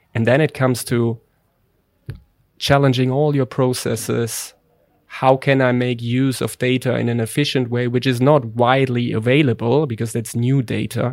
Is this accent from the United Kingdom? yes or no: no; Germany; accent: German; English is a second language; now in Netherlands; my poor German accent